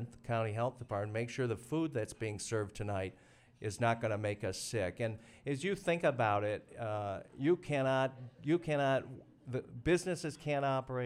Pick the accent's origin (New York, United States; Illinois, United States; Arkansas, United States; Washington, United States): Illinois, United States; Moline; now in Iowa City, United States; I grew up in the Quad Cities, Rock Island, Moline